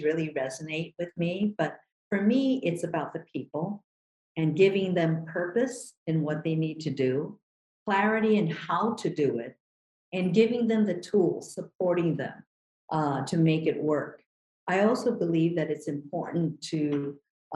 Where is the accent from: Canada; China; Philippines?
Philippines; Manila, Metro Manila; now in Hawaii, United States; I was born in Manila, Philippines, and came to this country really on the coattails of my sister, Ginny